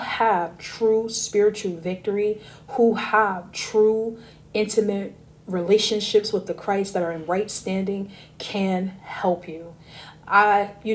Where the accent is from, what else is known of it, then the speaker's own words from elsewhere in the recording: Newark, New Jersey, United States; moved away; also born or lived in Vermont; I was born in Newark, raised in Jersey, half my childhood